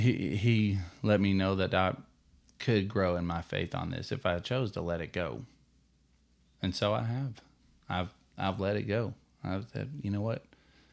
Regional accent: Texas, United States; we're Texan.

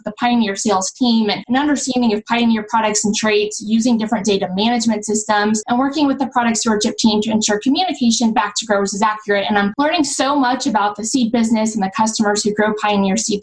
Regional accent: Zionsville, Indiana, United States; I grew up in Zionsville, Indiana, so it's a suburb located northwest of Indianapolis

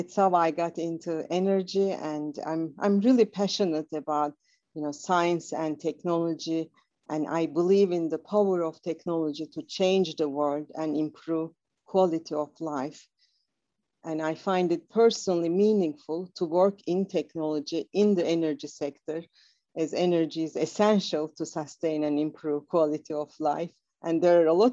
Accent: Istanbul, Turkey; moved away as an adult; now in United States; I'm originally from Istanbul, Turkey. So, growing up in Istanbul

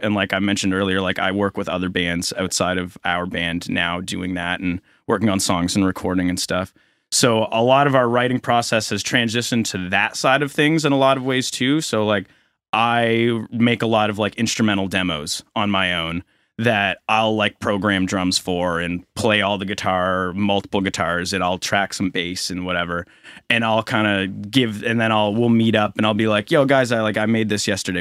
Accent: Halifax, Nova Scotia, Canada; also born or lived in Saint John, New Brunswick; I grew up in Halifax

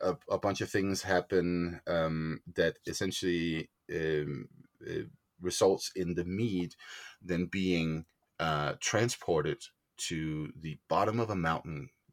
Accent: Denmark; moved away as an adult; also born or lived in Greenland; now in Boulder, United States; I was born in Denmark, but lived a good chunk of my childhood in Greenland. And when we moved back to Denmark

